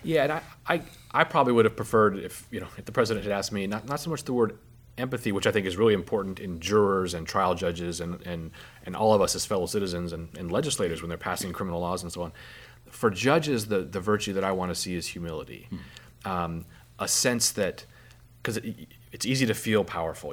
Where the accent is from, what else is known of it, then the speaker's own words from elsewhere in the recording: Alaska, United States; I'm from Alaska